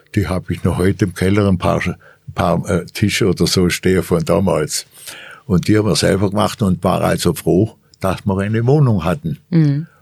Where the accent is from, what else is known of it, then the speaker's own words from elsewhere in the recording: Germany; als Deutsche